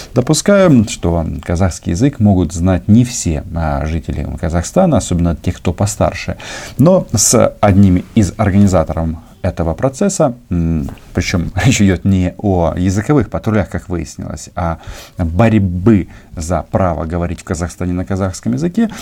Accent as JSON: {"language": "Russian", "country": "Ukraine", "said": "мы, украинцы"}